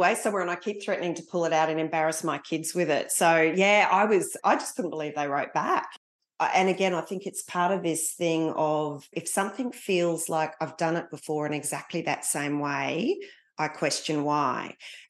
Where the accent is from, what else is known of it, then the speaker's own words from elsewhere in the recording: East Coast, Australia; also born or lived in Singapore / Malaysia / Papua New Guinea; So I was born in Singapore, lived in Malaysia and then New Guinea before heading home at the ripe old age, I think I was about 5, and living up and down the east coast of Australia while my father was still serving in the army.